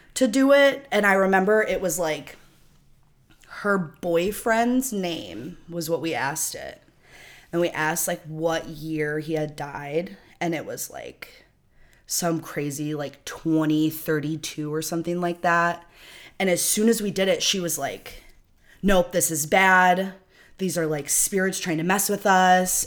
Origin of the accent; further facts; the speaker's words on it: Rockford, Illinois, United States; I'm from Rockford